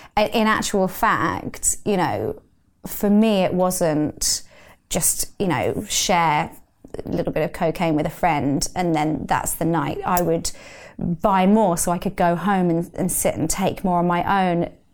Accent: London, United Kingdom; I grew up in London

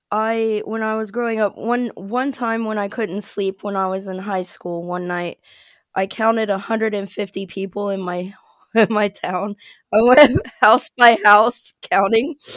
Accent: Ohio, United States; moved away as an adult; now in Birmingham, United Kingdom; I'm originally from a very small town in Ohio. It's like an hour north of Cincinnati. And now I live in Birmingham, England.

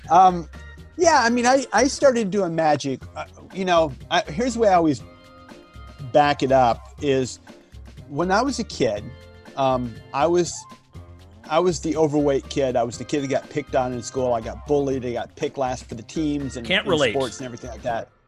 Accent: Zephyrhills, Florida, United States; I grew up in Zephyr Hills, Florida

